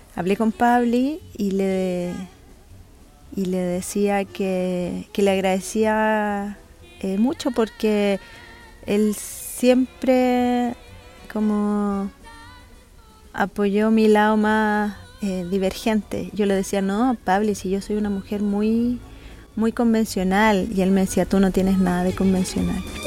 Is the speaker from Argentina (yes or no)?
no; Chile; Soy una mujer chilena